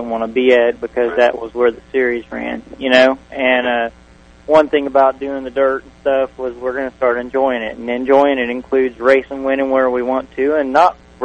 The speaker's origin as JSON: {"language": "English", "area": "Tampa Bay Area", "region": "Florida", "country": "United States", "tie": "born or raised there", "said": "I grew up in the Bay Area, and so in my childhood days, you had the Fairgrounds, East Bay, Sunshine, and Golden Gate"}